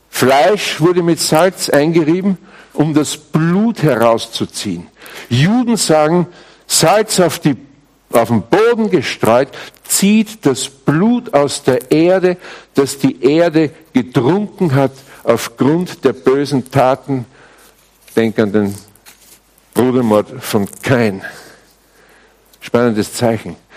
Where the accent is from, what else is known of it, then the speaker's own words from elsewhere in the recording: Austria; Übrigens, bei uns in Österreich spricht man auch noch immer vom weißen Gold, gell? Hallstatt und so, diese Ecken da.